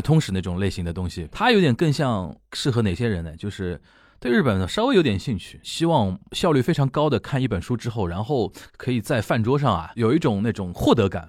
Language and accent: Chinese; China; 我们中国人